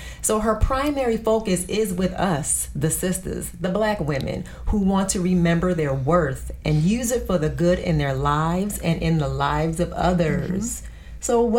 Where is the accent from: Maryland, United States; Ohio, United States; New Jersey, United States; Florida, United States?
New Jersey, United States; I'm from Jersey, yes. So I knew that accent